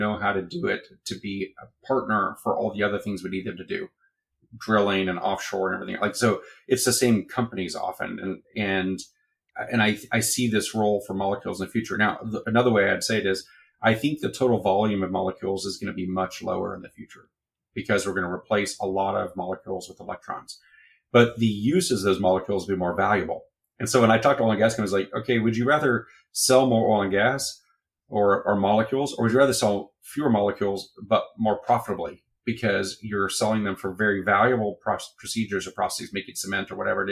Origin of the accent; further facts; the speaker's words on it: Texas, United States; as a Texan